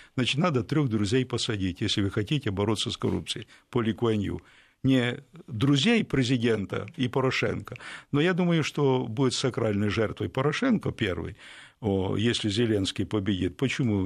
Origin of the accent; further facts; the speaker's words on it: Ukraine; Я украинец